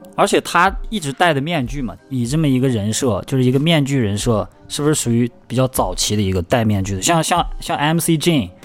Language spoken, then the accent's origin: Chinese; Shanxi, China; now in Chengdu, China; 我作为一个山西人来到成都定居